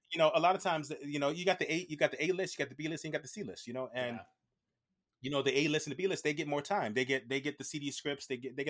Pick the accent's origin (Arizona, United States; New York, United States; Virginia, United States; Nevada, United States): Virginia, United States; I'm done. I'm ready to go home. My hometown in Virginia.